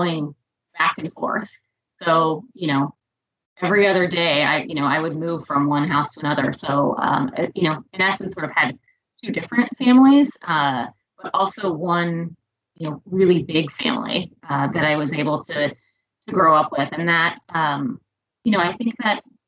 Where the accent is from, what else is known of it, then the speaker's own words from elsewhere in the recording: suburb outside of Indianapolis, United States; I grew up in the Midwest. I grew up in a little suburb outside of Indianapolis.